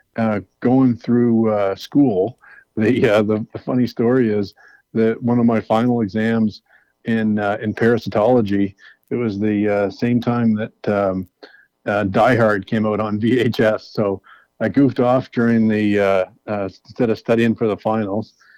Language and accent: English; New Brunswick, Canada; where I grew up in New Brunswick